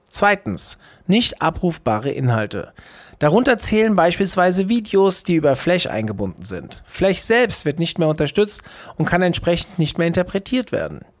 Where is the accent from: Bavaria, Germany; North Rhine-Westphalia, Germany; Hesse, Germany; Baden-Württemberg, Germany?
North Rhine-Westphalia, Germany; Essen; Dem Ruhrport emotional stark verbunden, zog ich nach meinem Studium zurück in meine Heimat Essen.